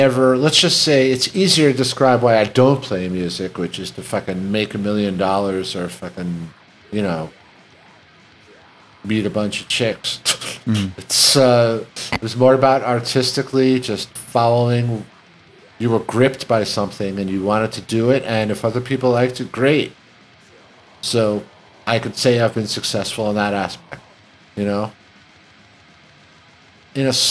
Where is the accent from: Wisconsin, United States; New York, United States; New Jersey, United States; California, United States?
New York, United States; New York City; we grew up in Queens.